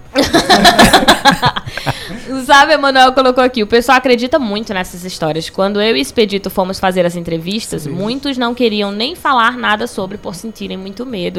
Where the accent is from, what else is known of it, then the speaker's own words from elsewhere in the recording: Belém, Pará, Brazil; also born or lived in Cariri region, Ceará; now in Cariri, Brazil; Eu sou de Belém do Pará